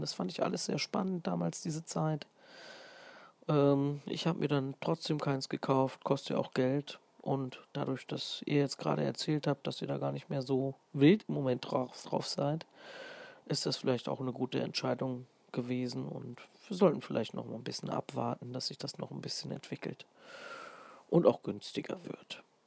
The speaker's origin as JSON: {"language": "German", "town": "Fulda", "region": "Hesse", "country": "Germany", "accent": "Fulda Platt", "said": "denn ich bin eigentlich ein Hesse, ein Original Hesse aus Fulda"}